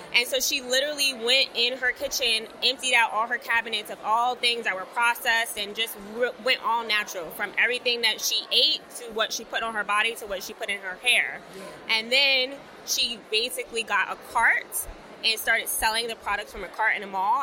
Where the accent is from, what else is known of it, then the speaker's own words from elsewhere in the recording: New York City, New York, United States; I had the privilege of being able to live at home because I'm from Brooklyn, New York